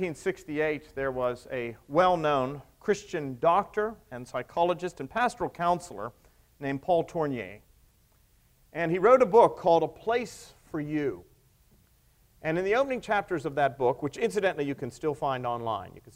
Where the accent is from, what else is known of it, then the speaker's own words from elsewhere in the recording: the South, United States; Southerners get very attached to places, don't we